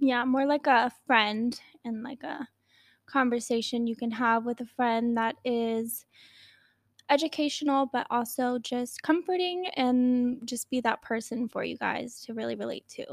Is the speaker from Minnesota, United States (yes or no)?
no; Newport News, Virginia, United States; I grew up in Virginia, Newport News, Virginia